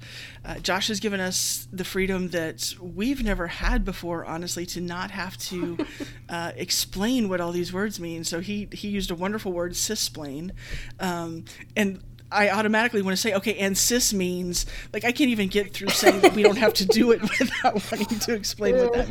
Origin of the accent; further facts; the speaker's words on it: Texas, United States; now in Tennessee, United States; I grew up in Texas in the 80s